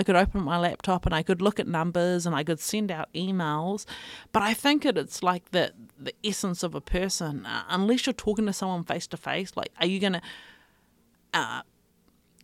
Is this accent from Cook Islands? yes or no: yes; Avarua, Cook Islands; majority of my life, we grew up in Rarotonga